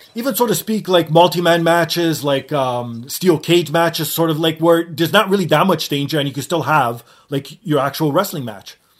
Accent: Canada; Being Canadian

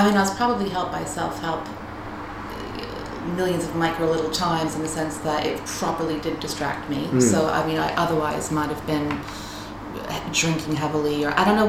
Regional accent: United States; I am American. My parents are from Dublin, but they moved to the U.S. when they were 20, 21 for my dad to go to school. And my brother and I were born there.

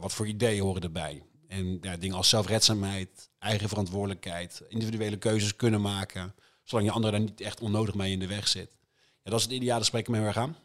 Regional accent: IJsselstein, Utrecht, Netherlands; de jongerenraad van IJsselstein, het dorpje waar ik vandaan kom

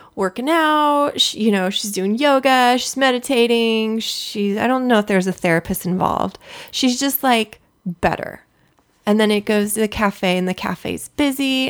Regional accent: Southern California, United States; I grew up in Southern California.

